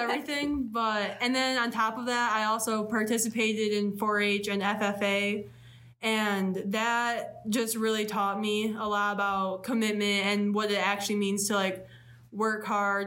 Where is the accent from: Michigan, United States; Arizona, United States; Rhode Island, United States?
Michigan, United States; between Grand Rapids and Kalamazoo, west side of; moved away as an adult; now in Ypsilanti, United States; I'm from the west side of Michigan, in between Grand Rapids and Kalamazoo